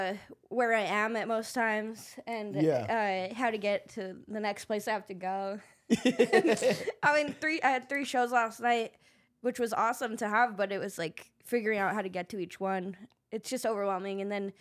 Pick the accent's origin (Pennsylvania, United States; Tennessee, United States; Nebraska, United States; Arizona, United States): Arizona, United States; I grew up in Arizona.